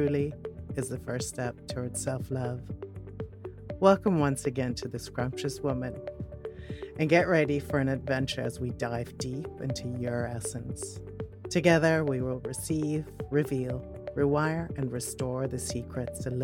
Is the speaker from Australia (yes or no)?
no; Netherlands; also born or lived in Switzerland; now in United Kingdom; I'm Dutch